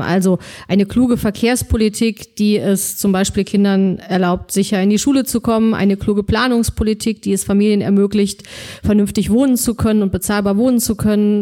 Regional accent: Solingen, North Rhine-Westphalia, Germany; Bergischen Land aufgewachsen, äh, in, in Solingen

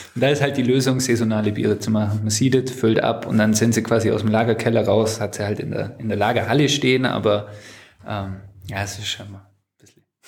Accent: Sonthofen, Bavaria, Germany; Wir sind in der Brauerei aufgewachsen, wir haben hier gespielt schon immer

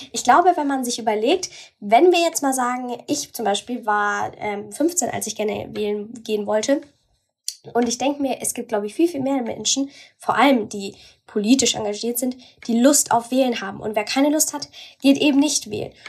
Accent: Bavaria, Germany; bei uns in Bayern

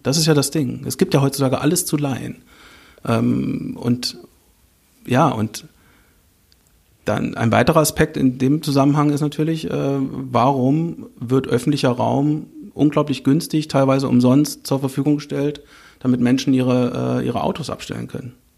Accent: Northern Hesse, Germany; ich komme aus Nordhessen

